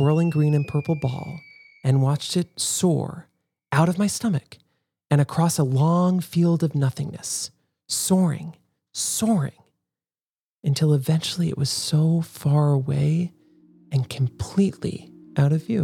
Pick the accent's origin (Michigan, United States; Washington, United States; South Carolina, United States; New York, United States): New York, United States; Westchester County; I grew up in Westchester County with a bunch of privileged Polartec-wearing finance bros